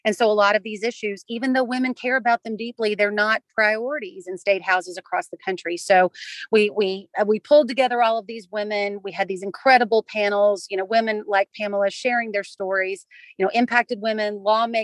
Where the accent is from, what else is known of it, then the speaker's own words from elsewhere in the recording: Kentucky, United States; the Commonwealth of Kentucky, which is my home state